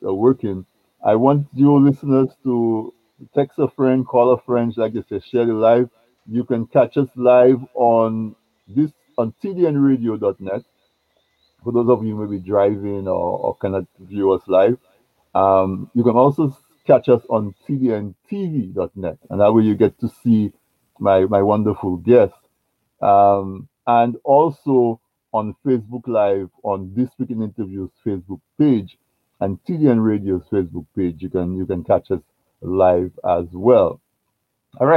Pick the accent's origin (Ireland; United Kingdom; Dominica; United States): Dominica; Castle Bruce, Saint David Parish; I grew up in Castle Bruce, and when I was growing up in Castle Bruce, we did not have electric